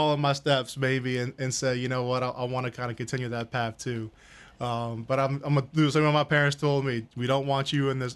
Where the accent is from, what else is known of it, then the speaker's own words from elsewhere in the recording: Mandeville, Louisiana, United States; I grew up here in Mandeville since first grade